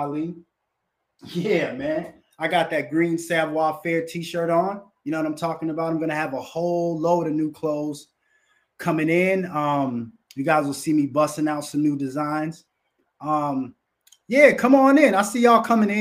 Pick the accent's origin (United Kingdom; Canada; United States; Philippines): United States; I'm a motherfucking American